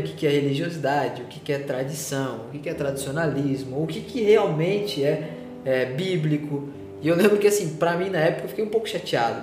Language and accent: Portuguese; São Paulo, Brazil; moved away; Eu sou de São Paulo